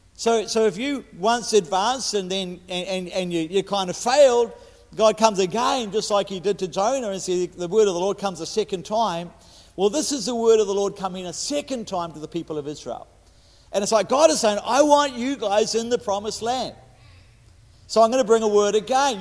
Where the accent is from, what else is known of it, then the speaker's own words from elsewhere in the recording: New Zealand; I'm a Kiwi